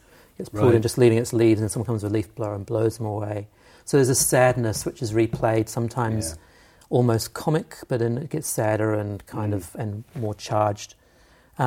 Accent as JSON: {"language": "English", "town": "Havelock North", "region": "Hawke's Bay", "country": "New Zealand", "said": "I'm from Havelock North, so up our corner of Aotearoa."}